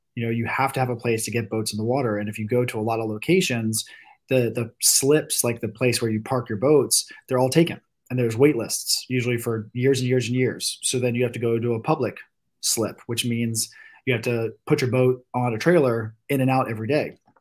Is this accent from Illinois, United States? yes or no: no; Virginia Beach, Virginia, United States; I'm from, you know, born and raised in Virginia Beach, and I grew up doing the same stuff probably a lot of us did from people in this area